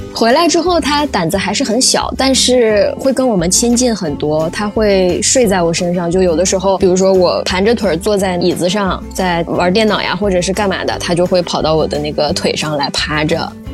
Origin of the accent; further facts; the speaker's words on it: Northeast China, China; now in Shanghai, China; 从东北赶回了上海